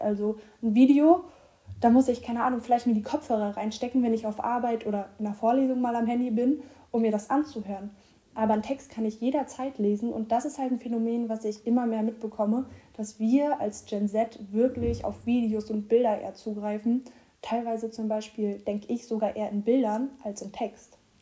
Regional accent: Rostock, Mecklenburg-Vorpommern, Germany; now in Hamburg, Germany; ich komme ja aus Rostock

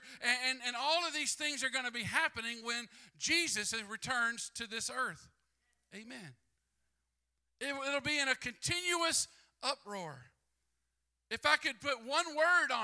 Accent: Mississippi, United States; I'm from Mississippi

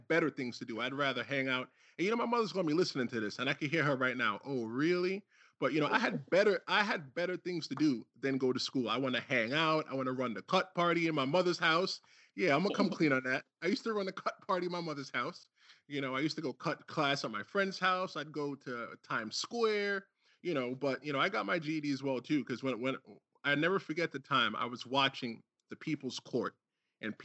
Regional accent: New York City, New York, United States; also born or lived in Brooklyn / Bronx; I lived in Brooklyn as well, too, as a kid. And I moved to the Bronx when I was 10

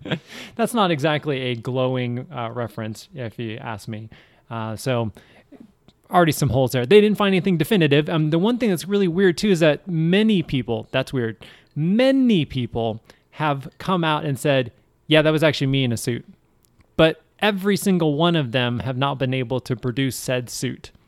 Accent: Seattle, Washington, United States; I'm from Seattle

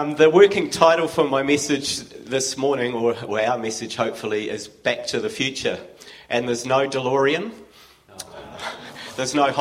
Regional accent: Wellington, New Zealand; I grew up in Wellington a few years ago in Hetaitai, and attended All Saints

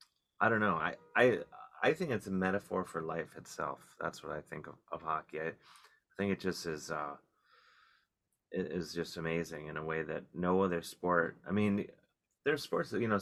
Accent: Cleveland, Ohio, United States; now in New York City, United States; growing up in Cleveland

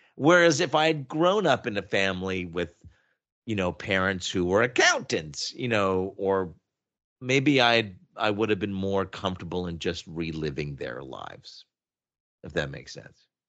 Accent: Oshawa, Ontario, Canada; moved away as an adult; also born or lived in Montreal, Quebec; now in Toronto, Canada; for the most part, I grew up in Oshawa, Ontario

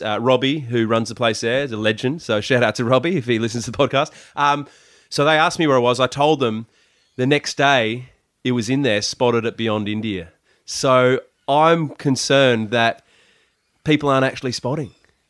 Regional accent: Adelaide, South Australia, Australia; moved away; I'm from Adelaide. So that is, hometown boy made good.

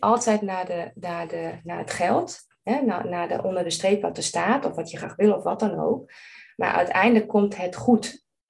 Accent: Germany; Dutch is a second language; moved away as an adult; now in Netherlands; ik ben geen Nederlandse. Ik ben Duits

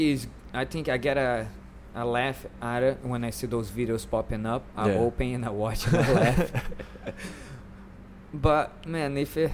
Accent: Brazil; moved away as an adult; now in Florida, United States; I'm from Brazil.

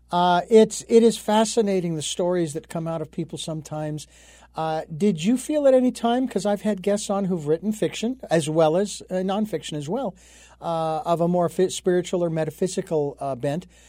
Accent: Phoenix, Arizona, United States; moved away; local folks back in Phoenix, which is where I'm, my hometown

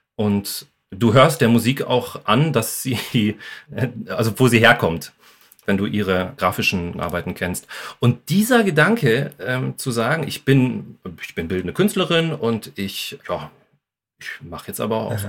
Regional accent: Bochum, North Rhine-Westphalia, Germany; moved away as an adult; also born or lived in Essen; now in Wuppertal, Germany; ich bin ja sowieso ursprünglich aus Bochum. Ähm, ja. Also ich habe ähm, den Pott sozusagen auch in mir

